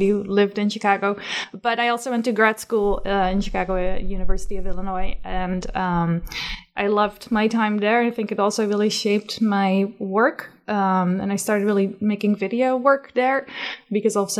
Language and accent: English; Netherlands; moved away; growing up in the Netherlands